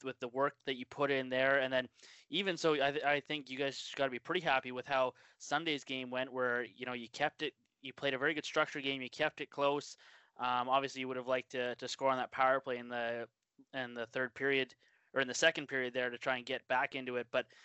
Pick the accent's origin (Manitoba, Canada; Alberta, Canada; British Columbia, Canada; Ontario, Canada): British Columbia, Canada; Penticton; You're in my hometown where I grew up.